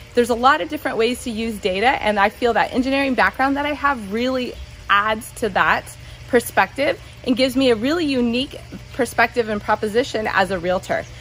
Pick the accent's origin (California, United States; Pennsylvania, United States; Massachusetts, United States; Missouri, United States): California, United States; Southern; moved away as an adult; now in San Jose, United States; I was born and raised in Southern California, and I moved up to Silicon Valley to go to college at Santa Clara University.